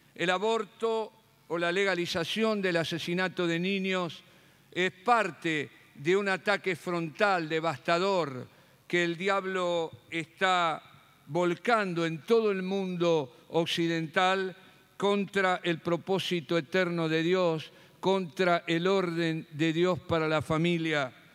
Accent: Rosario, Santa Fe, Argentina; moved away; la ciudad donde nací y me crié

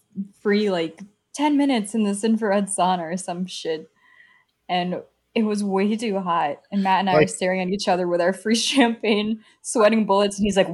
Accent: Philippines; now in United States; the Asian girl who was born in the Philippines, naturalized in the U.S. and now lives in Canada.

